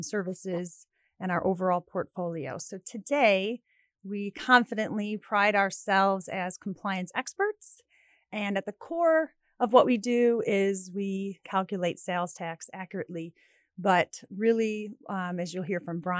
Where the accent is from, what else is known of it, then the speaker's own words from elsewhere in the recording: Alsip, Illinois, United States; I grew up in Alsip.